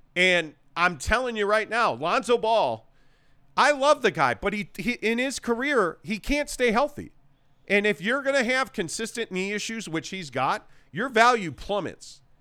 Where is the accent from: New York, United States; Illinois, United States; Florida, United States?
Illinois, United States; Chicago; moved away; I'm from Chicago